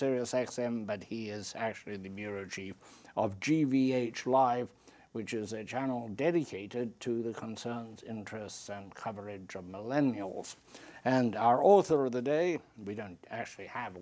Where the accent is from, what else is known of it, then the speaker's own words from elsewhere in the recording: Zimbabwe; now in United States; I come from Africa and where we have tremendous electric shortages, particularly in my homeland of now called Zimbabwe, it was called Rhodesia.